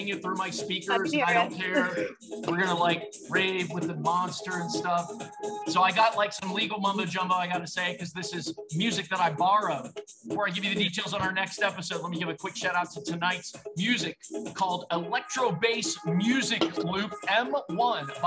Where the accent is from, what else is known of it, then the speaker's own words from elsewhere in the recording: Ohio, United States; I'm from Ohio